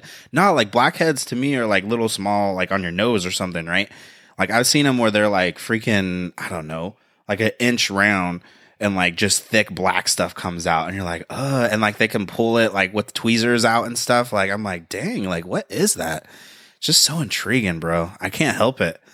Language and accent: English; United States; I'm American. I love America